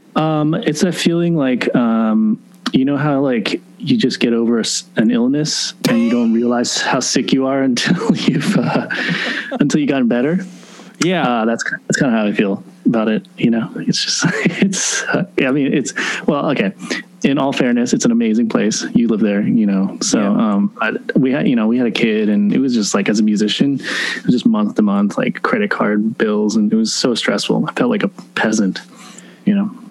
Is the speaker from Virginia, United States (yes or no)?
yes; Virginia, United States; moved away; also born or lived in Seattle / New York City; I was only in Seattle till about five. I'm an East Coast guy. So I grew up in Virginia